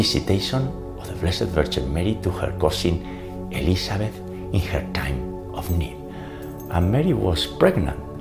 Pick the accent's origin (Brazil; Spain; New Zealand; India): Spain; now in United States; I was born in Spain, but the US is our new home